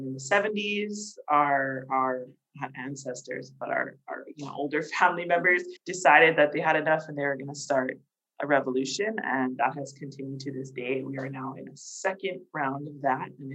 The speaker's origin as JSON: {"language": "English", "region": "Hawaii", "country": "United States", "said": "I'm Hawaiian, Portuguese, and Chinese. And I'm actually like a pretty equal mix of all three. But I identify as Native Hawaiian. That's how I was raised."}